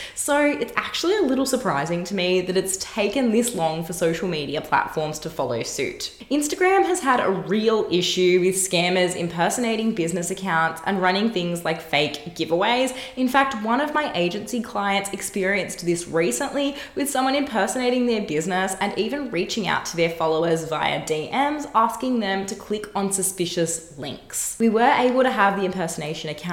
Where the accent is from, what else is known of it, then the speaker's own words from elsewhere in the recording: Australia; here in my home country, Australia